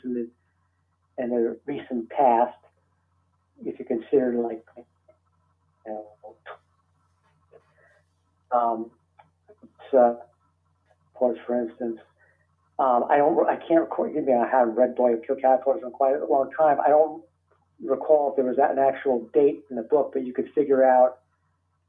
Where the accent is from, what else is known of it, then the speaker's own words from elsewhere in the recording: New York City, New York, United States; I'm from New York City